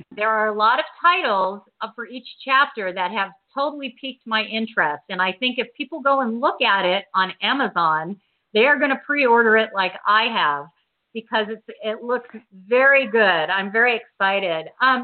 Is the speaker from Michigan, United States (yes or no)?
no; Huntington Beach, California, United States; now in Washington, D.C., United States; I grew up in Huntington Beach.